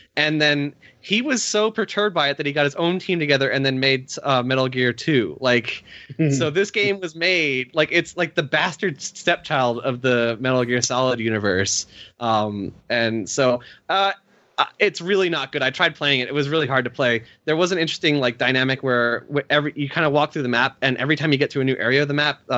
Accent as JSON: {"language": "English", "country": "Australia", "said": "Speaking of political cartoon stereotypes, Monterey Jack, I was always offended by as an Australian."}